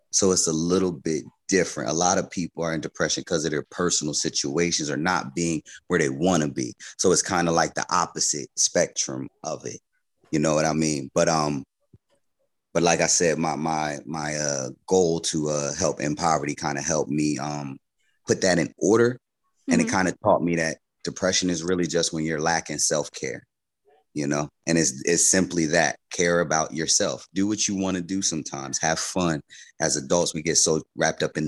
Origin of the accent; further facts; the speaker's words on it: Trenton, New Jersey, United States; now in Toms River, United States; I'm from Trenton, New Jersey. I'm currently in Toms River, New Jersey